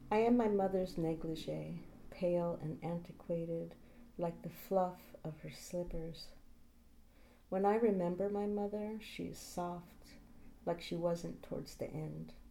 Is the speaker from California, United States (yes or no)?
yes; San Francisco, California, United States; I grew up in San Francisco.